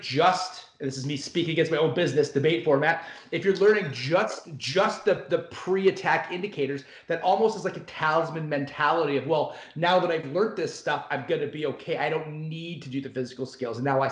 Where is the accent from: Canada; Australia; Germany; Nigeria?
Canada; I'm Canadian